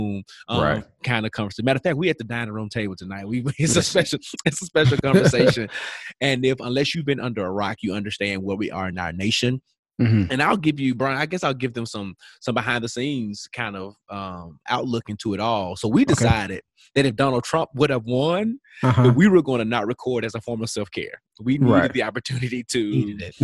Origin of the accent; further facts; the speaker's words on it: Tennessee, United States; now in Georgia, United States; my home state of Tennessee